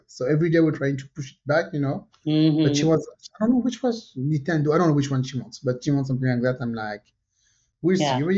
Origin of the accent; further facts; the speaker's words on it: France; moved away; when I grew up in France